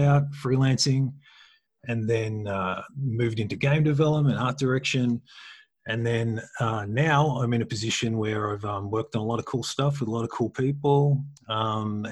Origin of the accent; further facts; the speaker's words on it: Australia; I'm an Australian